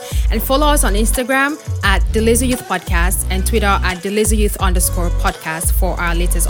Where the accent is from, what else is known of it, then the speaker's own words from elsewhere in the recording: Nigeria; Zs in their 20s still living in Nigeria.